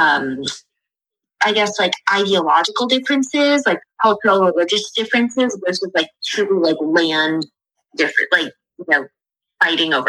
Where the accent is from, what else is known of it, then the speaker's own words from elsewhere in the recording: United States; I also was born in the United States, as were my parents.